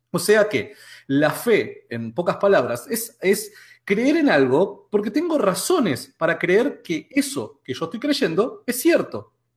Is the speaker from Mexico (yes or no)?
no; Argentina; que somos acá de Argentina